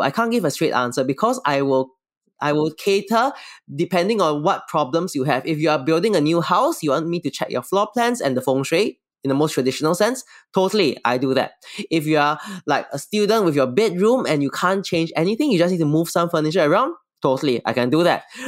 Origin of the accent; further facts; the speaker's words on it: Singapore; I'm from Singapore